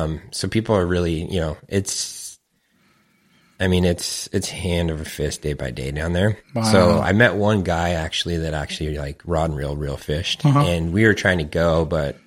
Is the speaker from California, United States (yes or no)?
yes; Menifee, California, United States; also born or lived in San Diego, California; My parents moved out to Sun City, which is now Menifee. It's just east of Marietta, probably when I was about second or third grade